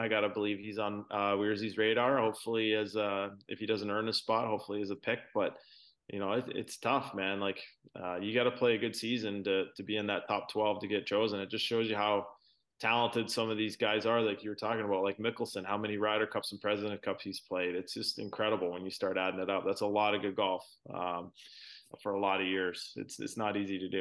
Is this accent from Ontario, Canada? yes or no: yes; Brantford, Ontario, Canada; also born or lived in Toronto area; I was born in in Toronto area, but I grew up in Brantford, which is about an hour from Toronto